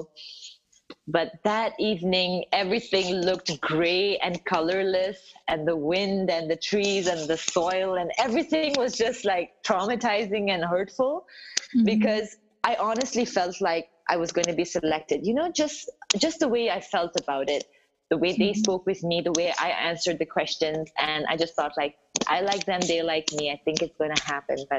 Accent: South India, India; I grew up in South India, so I don't look anything like the Southern Indians

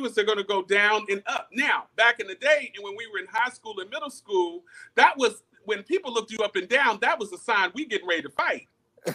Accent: Greensboro, North Carolina, United States; I'm from Greensboro, North Carolina

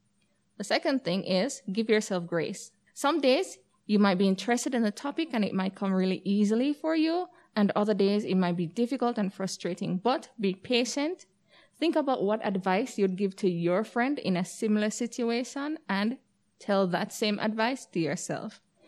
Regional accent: Jamaica; So, hi everybody … I'm from Jamaica.

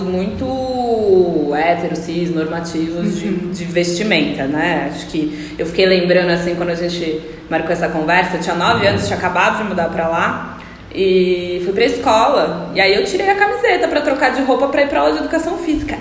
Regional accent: Ribeirão Preto, São Paulo, Brazil; eu cresci no interior também, em Ribeirão Preto

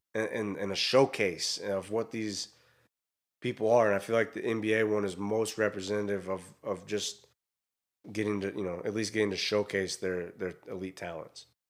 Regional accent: Iowa, United States; moved away; I grew up in Iowa

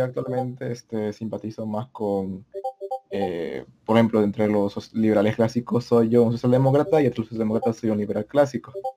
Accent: El Salvador; yo provengo de El Salvador

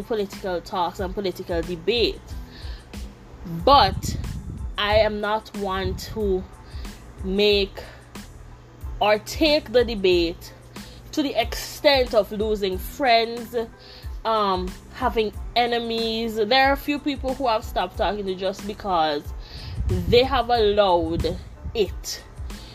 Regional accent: St. Vincent & Grenadines; now in Taiwan; I'm from St. Vincent and the Grenadines

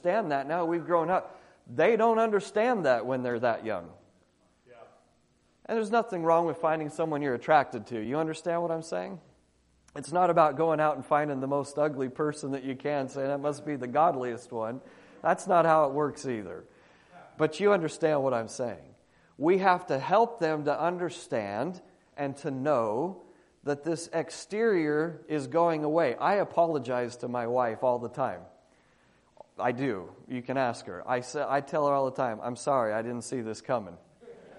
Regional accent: Australia; moved away as an adult; now in United States; as an Australian looking into American culture, because I've been there 20 years looking into American culture

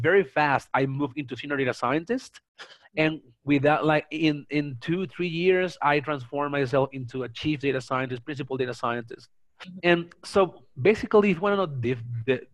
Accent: Venezuela; moved away as an adult; now in Mexico City, Mexico; I'm from Venezuela, by the way. I live in Mexico City. I've been here for the past 5 years

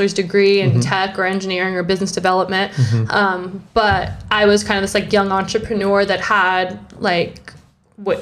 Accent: Vallejo, California, United States; moved away as an adult; also born or lived in New York; I grew up in the Bay Area, mm-hmm. Born and raised in Vallejo

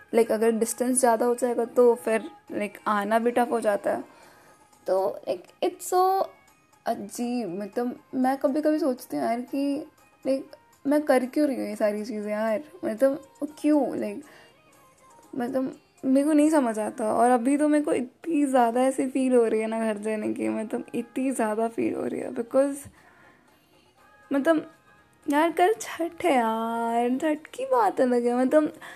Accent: Bihar, India; now in Prayagraj, India; मैं बिहार से हूँ अगर आपको नहीं पता है तो first of all I am from Bihar और मतलब अभी फ़िलहाल मैं यूपी में रहती हूँ

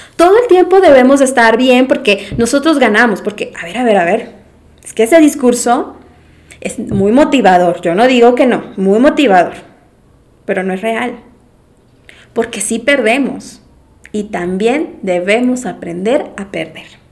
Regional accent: Mérida, Yucatán, Mexico; moved away as an adult; yo soy de Mérida, Yucatán, soy la más chiquita, eh, de la familia, y pues, mm, nunca me había ido de mi casa. Todo el tiempo estudié en Mérida

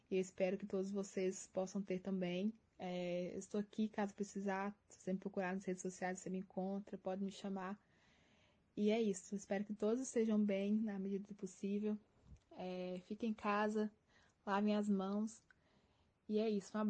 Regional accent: Minas Gerais, Brazil; now in Curitiba, Brazil; Não sou de Curitiba, eu vim de Minas Gerais. É, e eu sei o quanto é difícil, né? A questão de você adaptar em um lugar totalmente diferente, novas pessoas, nova cultura.

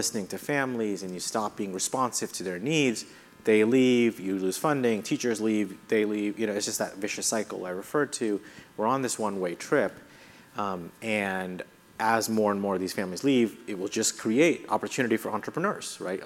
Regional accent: India; now in United States; I grew up in India

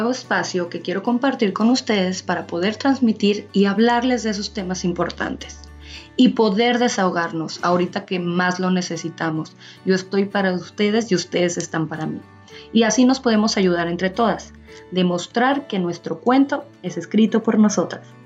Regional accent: Mexico; soy de México, pero antes de contarles más de mí

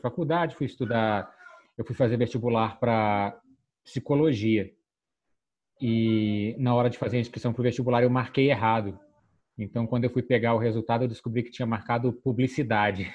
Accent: Petrópolis, Rio de Janeiro, Brazil; eu venho lá de Petrópolis

